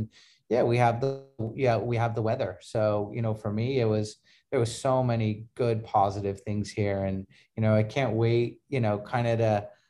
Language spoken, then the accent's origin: English; Huntington Beach, California, United States; also born or lived in Detroit; I was born in Detroit, Michigan. And then moved to California when I was about five or six. And then grew up in Huntington Beach.